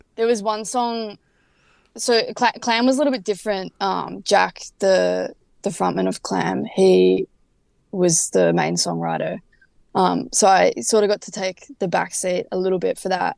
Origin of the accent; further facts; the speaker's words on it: Frankston, Victoria, Australia; now in Melbourne, Australia; I moved up to the city from Frankston, which is where we grew up